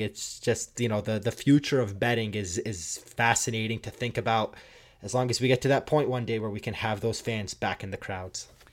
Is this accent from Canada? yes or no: yes; Toronto, Ontario, Canada; I grew up in Toronto